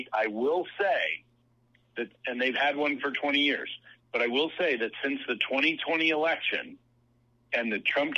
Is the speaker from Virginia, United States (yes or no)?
yes; Virginia, United States; in Virginia, my home state